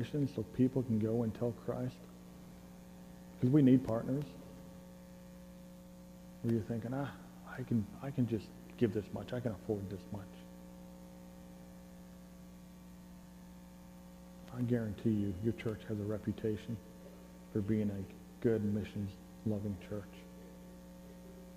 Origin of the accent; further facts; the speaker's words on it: United States; moved away; also born or lived in Italy; I'm an American.